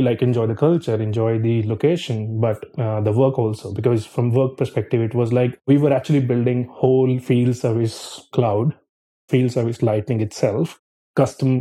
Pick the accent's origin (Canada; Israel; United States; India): India; Chandigarh; moved away as an adult; also born or lived in Sydney; I'm from Chandigarh in North India, and my job was also in Chandigarh. My parents were in Chandigarh